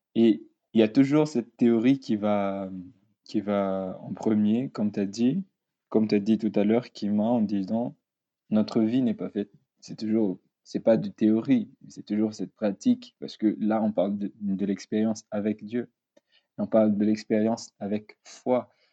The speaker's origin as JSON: {"language": "French", "country": "Madagascar", "moved": "yes", "lives_now": "France", "said": "je suis étudiant ici en France. Euh, je viens de Madagascar"}